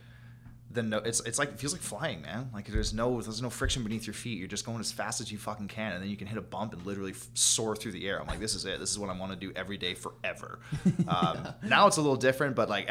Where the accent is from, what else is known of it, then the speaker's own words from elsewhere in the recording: Prince George, British Columbia, Canada; We live in Prince George at the time. We're like, we live in fucking winter wonderland out here.